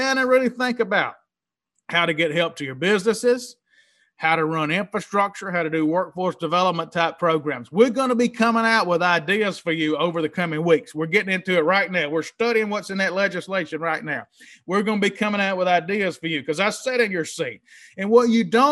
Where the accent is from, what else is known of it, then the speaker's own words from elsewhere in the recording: Mississippi, United States; now in New Orleans, United States; Little hometown I grew up in Mississippi